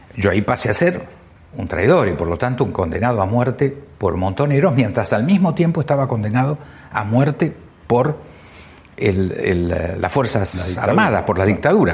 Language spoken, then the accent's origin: Spanish; Argentina